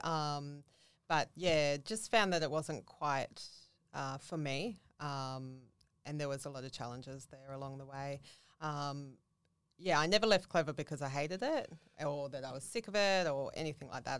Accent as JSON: {"language": "English", "area": "Central Coast", "region": "New South Wales", "country": "Australia", "tie": "born or raised there", "moved": "as an adult", "lives_now": "Gold Coast, Australia", "said": "I grew up on the Central Coast"}